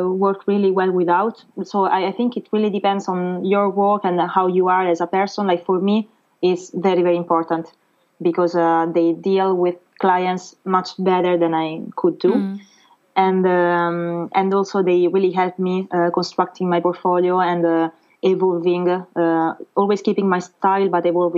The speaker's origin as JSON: {"language": "English", "town": "Rome", "region": "Lazio", "country": "Italy", "second_language": "English", "moved": "as an adult", "lives_now": "Paris, France", "said": "I'm from Rome in Italy"}